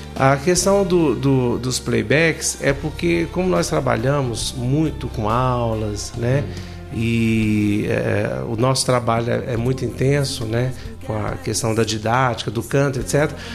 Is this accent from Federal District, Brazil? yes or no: yes; Brasília, Federal District, Brazil; moved away; also born or lived in Goiânia; eu sou daqui, né? Sou de Brasília